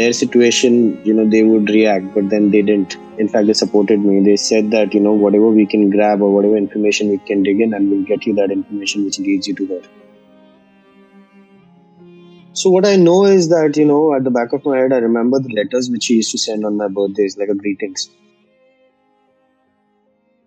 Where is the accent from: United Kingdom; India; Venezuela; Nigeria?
India; Mumbai, Maharashtra; I was born in 1992 in Bombay, in Borivali